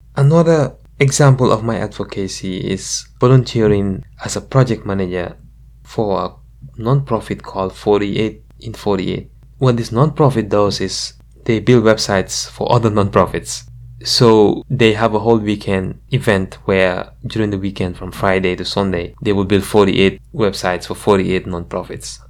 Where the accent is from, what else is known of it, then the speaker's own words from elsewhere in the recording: Gambia; now in United States; growing up in the Gambia